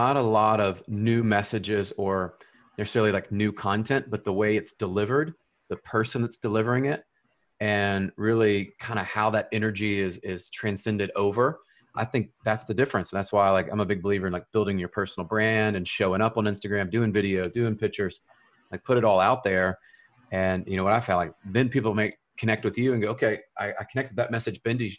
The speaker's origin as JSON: {"language": "English", "town": "Memphis", "region": "Tennessee", "country": "United States", "tie": "born or raised there", "said": "I'm originally from Memphis, Tennessee. And so that's just on the west side of the state. And I grew up there"}